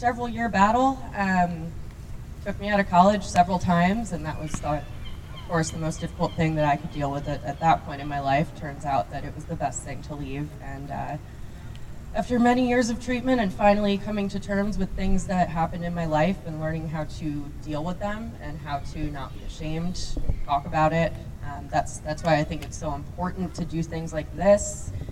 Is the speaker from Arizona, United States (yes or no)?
no; New Fairfield, Connecticut, United States; I'm originally from Connecticut in New Fairfield and grew up wonderful childhood.